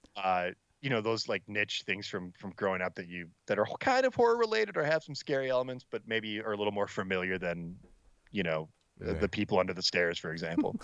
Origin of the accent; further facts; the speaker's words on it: Allen Park, Michigan, United States; growing up in Allen Park, I, I'm like 10, 15 minutes outside of the the city of Detroit